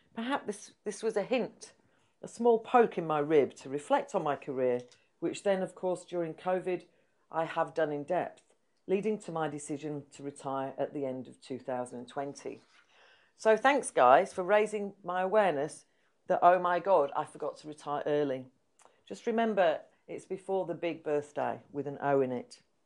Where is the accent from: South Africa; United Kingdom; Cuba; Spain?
United Kingdom; Yorkshire and the Humber; moved away as an adult; also born or lived in London; I was from Yorkshire